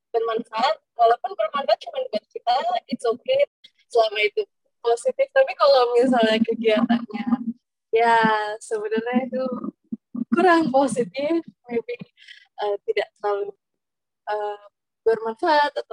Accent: Jakarta, Indonesia; now in Bogor, Indonesia; aku asalnya dari Jakarta.

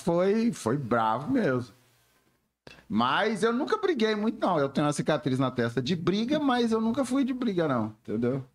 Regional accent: Belo Horizonte, Minas Gerais, Brazil; com dois anos eu mudei pro, pro, pro, pro Barreiro

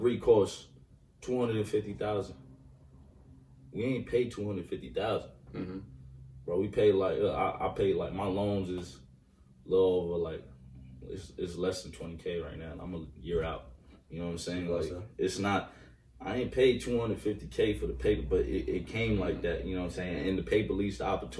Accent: New York City, New York, United States; I'm from East New York. Both my own mom and pops Jamaican

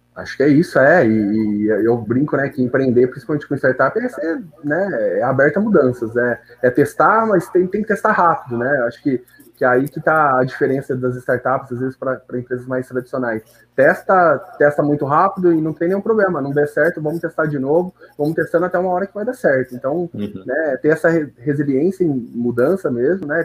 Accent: Bauru, São Paulo, Brazil; eu nasci mesmo em Bauru, então sempre estudei aqui, morei aqui

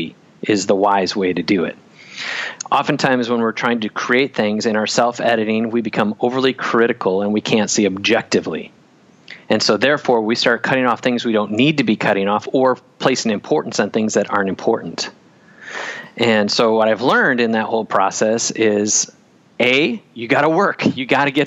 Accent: Wisconsin, United States; I grew up in Wisconsin.

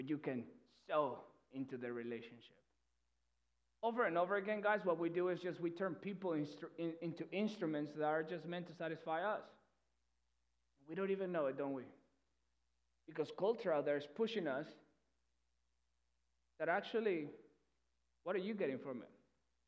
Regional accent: Peru; English is a second language; moved away; I'm not from here, okay? That's where the accent comes from. If you're new, I'm from Peru. So English is not my first language.

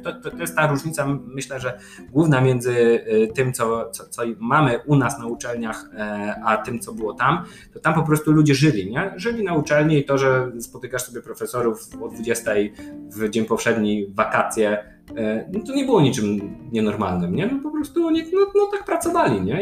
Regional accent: Poland; jestem jakimś doktorantem z Polski

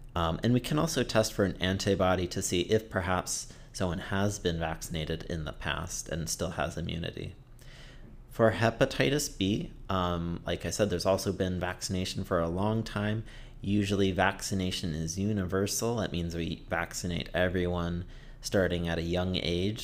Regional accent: Detroit, Michigan, United States; moved away as an adult; also born or lived in Florida / Massachusetts; now in Portland, United States; I grew up in Michigan, suburbs of Detroit

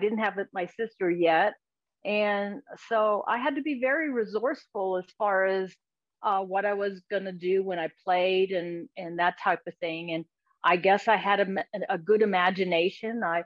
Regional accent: Pennsylvania, United States; now in Texas, United States; I grew up in Pennsylvania

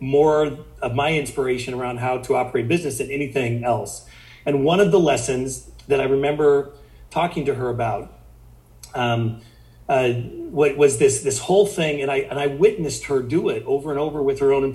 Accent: Sand Hills area of Nebraska, United States; I grew up in the Sand Hills area of Nebraska.

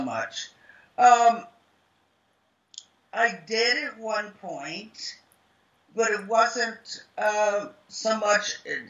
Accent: the South, United States; accent: Southern; because I had a real head of Southern accent. So to get rid of my Southern accent

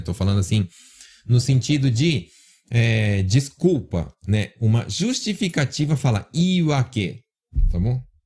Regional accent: São Paulo, Brazil; moved away; Na minha terra fala cabular, né? Eu sou de São Paulo, fala cabular

